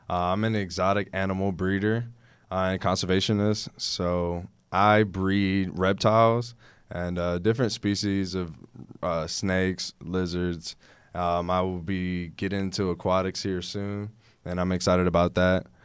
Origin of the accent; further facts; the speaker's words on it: Houston, Texas, United States; Houston, born and raised.